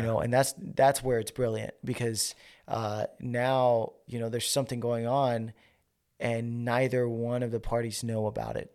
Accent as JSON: {"language": "English", "region": "New York", "country": "United States", "also_born_or_lived": "Georgia", "moved": "yes", "said": "I'm from New York"}